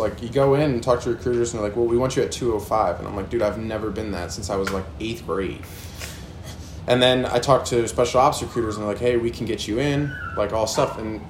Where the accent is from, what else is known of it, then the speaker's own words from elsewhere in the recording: New York, United States; moved away as an adult; also born or lived in New Jersey / Kansas / Florida / Virginia; So I was born in New Jersey, moved to New York, and then after high school, straight out of high school, I moved to Kansas. And then from Kansas, went to Florida, Virginia.